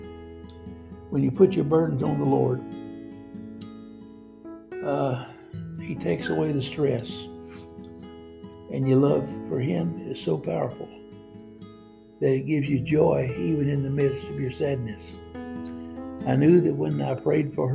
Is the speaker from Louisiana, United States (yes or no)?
yes; Cajun, Louisiana, United States; I'm a Cajun.